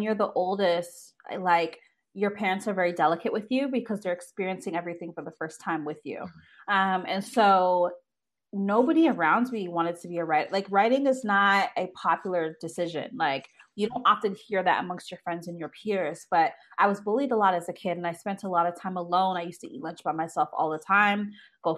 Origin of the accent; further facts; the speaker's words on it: Toronto, Ontario, Canada; I was born and raised in Toronto, Canada, traditional two-parent household